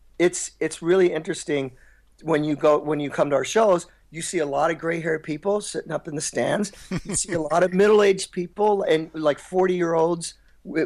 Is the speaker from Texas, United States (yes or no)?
no; Kentucky, United States; I grew up in the Midwest, like in Kentucky